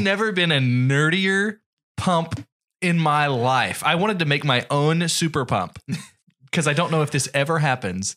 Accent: United States; I'm an American in another country

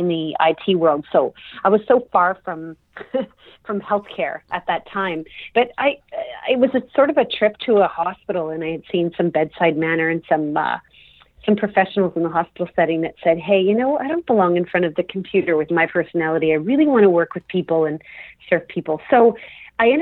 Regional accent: Toronto, Ontario, Canada; I was born and raised in Toronto, Ontario, Canada.

